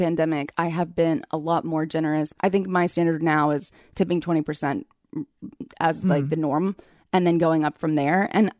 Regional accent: Texas, United States; I'm also from Texas. So if there's ranch available, you know, I ask.

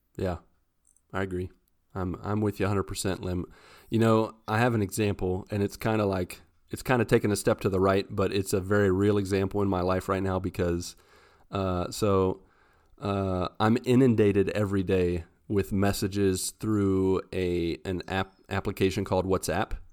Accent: West Virginia, United States; moved away as an adult; I'm from West Virginia

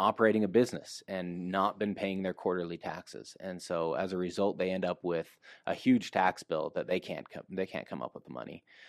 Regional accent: Utah, United States; Okay, well, I grew up here in Utah for the most part. I spent a little bit of time outside of Utah

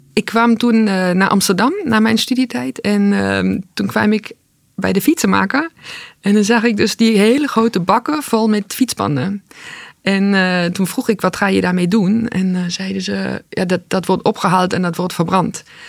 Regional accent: East Germany, Germany; now in Netherlands; Ik ben opgegroeid in Oost-Duitsland

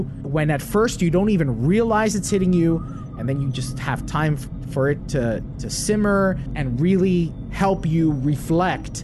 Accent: right across the Hudson River, New Jersey, United States; I grew up right outside New York City, right across the Hudson River

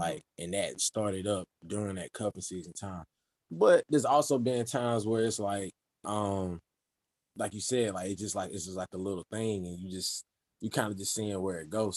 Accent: Kinston, North Carolina, United States; now in Greensboro, United States; a graduate of Winston-Salem State University from Kinston, North Carolina, currently residing in Greensboro

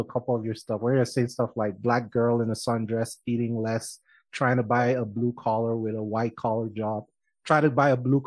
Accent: Nigeria; now in Colorado, United States; I'm Nigerian

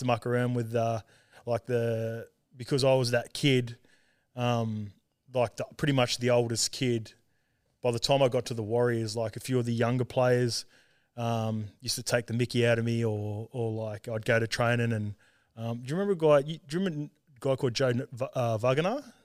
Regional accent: Sydney, New South Wales, Australia; also born or lived in Auckland, New Zealand / Salford, England; when I was three, we moved back to Australia and we, I grew up in, like, Western Sydney out Saint Clair Way near Penrith

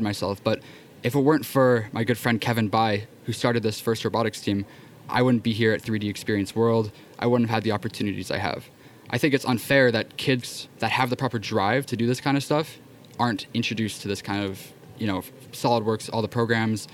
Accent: Canada; I'm Canadian

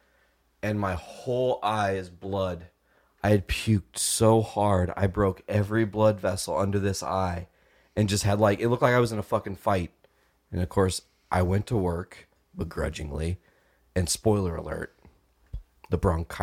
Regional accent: Illinois, United States; I'm from Illinois

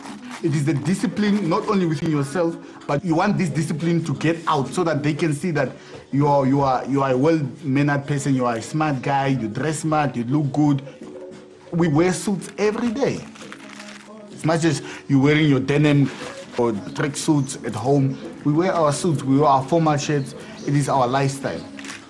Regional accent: Windhoek, Khomas, Namibia; I'm born and raised in Windhoek

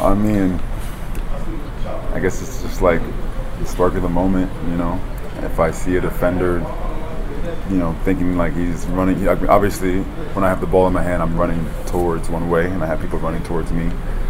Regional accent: New Jersey, United States; born there; I'm not from South Florida. I was born in Jersey.

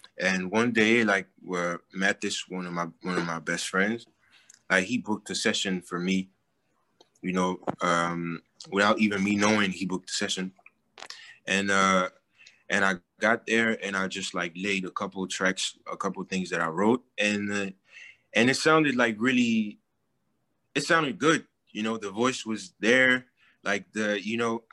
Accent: Paris, Île-de-France, France; also born or lived in Douala, Cameroon; I lived in Douala, but I was born in Paris, and like I stayed 4 years

